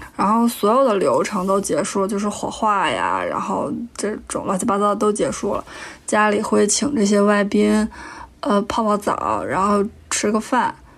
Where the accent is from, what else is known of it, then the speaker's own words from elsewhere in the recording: Tianjin, China; 来自天津的卑微广告人